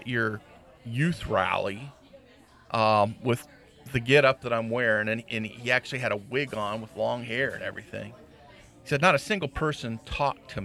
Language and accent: English; Dayton, Ohio, United States; I grew up in Dayton, Ohio, downtown Dayton, Ohio